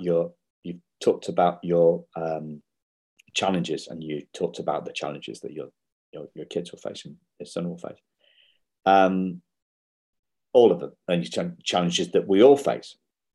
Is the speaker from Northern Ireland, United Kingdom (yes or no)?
no; Wetherby, Yorkshire and the Humber, United Kingdom; I'm from Wetherby originally.